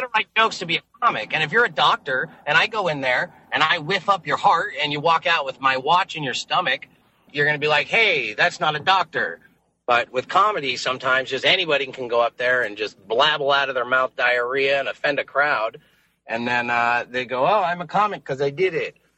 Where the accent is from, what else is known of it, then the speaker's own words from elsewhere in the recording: Las Vegas, Nevada, United States; moved away as an adult; now in San Diego, United States; Las Vegas, which is my hometown